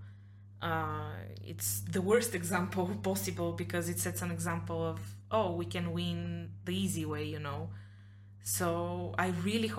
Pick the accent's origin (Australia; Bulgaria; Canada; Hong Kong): Bulgaria; Blagoevgrad, Blagoevgrad Province; I do watch Pirin because it's my hometown team